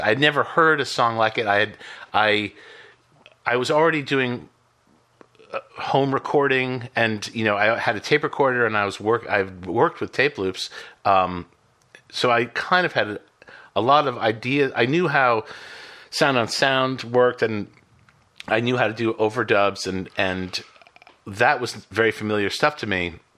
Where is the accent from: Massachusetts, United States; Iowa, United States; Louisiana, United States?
Massachusetts, United States; Boston; I grew up in Boston